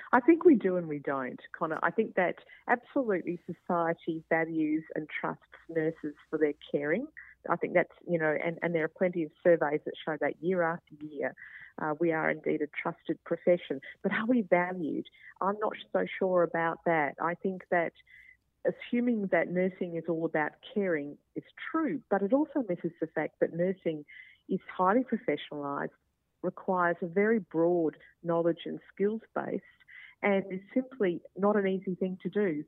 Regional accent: Queensland, Australia; I'm a Queenslander

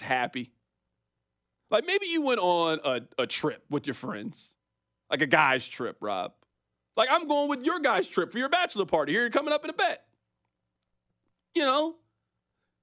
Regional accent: Kansas City, Missouri, United States; Born and raised in Kansas City

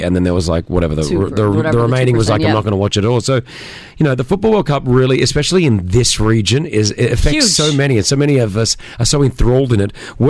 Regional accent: Australia; So we need France to beat Tunisia tonight as an Australian.

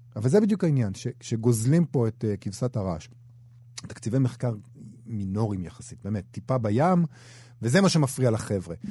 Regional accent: Rehovot, Central District, Israel; גדלתי במכון ויצמן בתור ילד

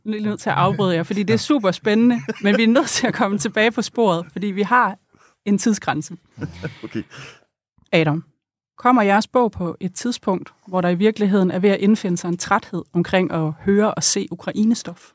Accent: East Jutland, Central Denmark Region, Denmark; i Østjylland, hvor jeg er vokset op.

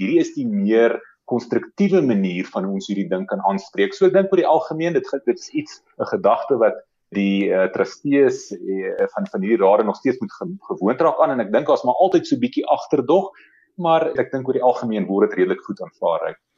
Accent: South Africa; ons as Suid-Afrikaners

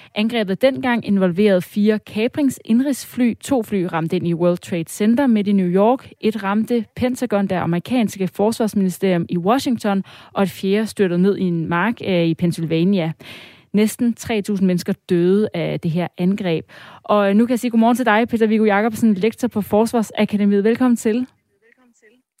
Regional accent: Denmark; os som danskere

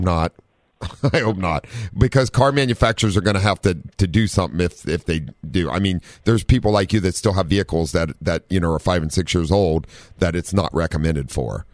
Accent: Ohio, United States; now in San Diego, United States; we're from Ohio

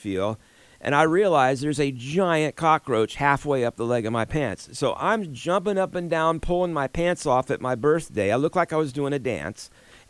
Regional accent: Florida, United States; I grew up in Florida. We have huge cockroaches.

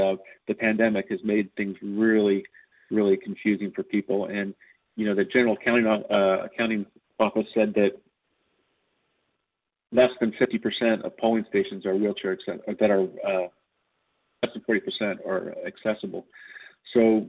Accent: California, United States; my home state of California

